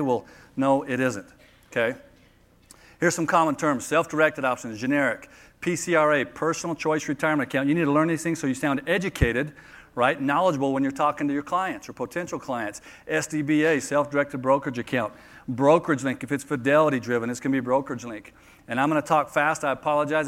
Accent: Phoenix, Arizona, United States; I'm from Phoenix

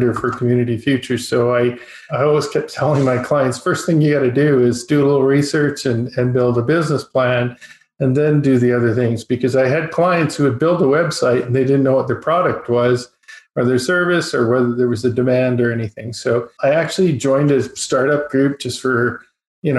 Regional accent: High River, Alberta, Canada; I'm an Albertan. I was born in High River, Alberta, which is not so far from Calgary. It's just south of Calgary. Small town boy.

